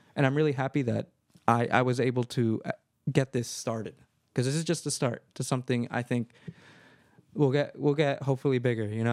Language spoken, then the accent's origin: English; Marin County, California, United States; I was born and raised here in Marin County